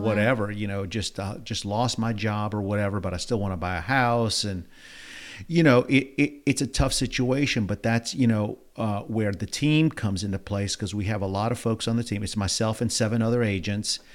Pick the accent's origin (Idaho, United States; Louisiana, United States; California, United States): Louisiana, United States; New Orleans; moved away as an adult; now in Houston, United States; born and raised in New Orleans, Louisiana